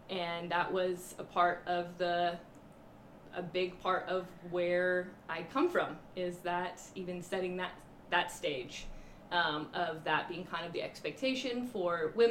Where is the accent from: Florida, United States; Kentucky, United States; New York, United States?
Florida, United States; Orlando; born there; Grew up in the Baptist tradition. I was born in Orlando, Florida. My dad was stationed there, he was in the Navy.